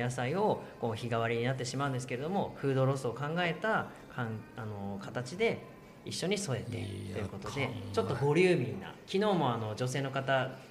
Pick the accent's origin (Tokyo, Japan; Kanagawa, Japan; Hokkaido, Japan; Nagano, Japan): Hokkaido, Japan; Shibetsu; 僕の出身が侍士別というふうに呼ばれる士別市